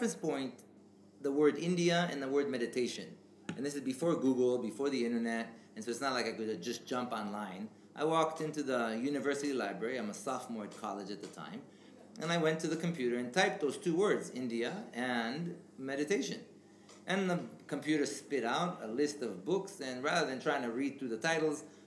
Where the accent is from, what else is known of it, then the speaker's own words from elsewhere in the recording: Israel; English is a second language; moved away; I grew up in Israel and I have a Jewish background